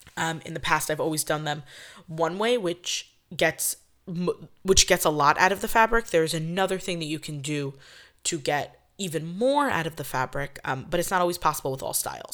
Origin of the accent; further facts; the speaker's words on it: New York, United States; I'm from New York.